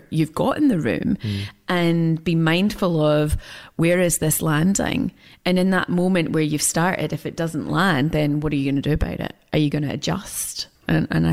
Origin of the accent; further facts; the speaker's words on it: Scotland, United Kingdom; I'm Scottish